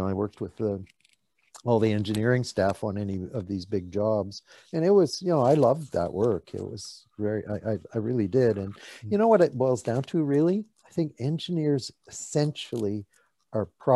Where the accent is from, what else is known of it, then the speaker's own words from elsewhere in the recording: Northern Alberta, Canada; moved away as an adult; now in West Vancouver, Canada; I was raised in Northern Alberta in podunk little towns